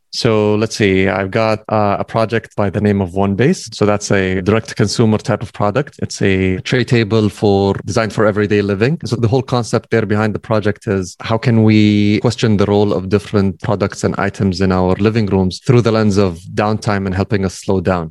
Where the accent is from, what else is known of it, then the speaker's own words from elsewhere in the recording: Kuwait; also born or lived in United States; I came back from the States. So I came back to Kuwait